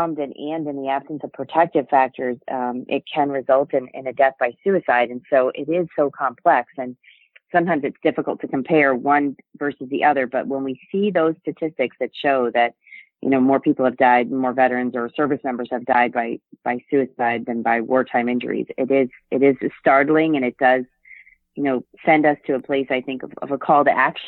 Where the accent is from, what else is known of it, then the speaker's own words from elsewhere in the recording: New England, United States; I grew up on Navy bases around the world and largely in New England and towards his latter years.